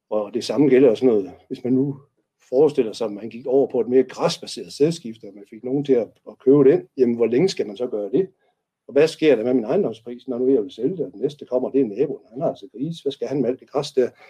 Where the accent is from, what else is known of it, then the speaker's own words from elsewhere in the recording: North Jutland, North Denmark Region, Denmark; nu er jeg jo nordjyde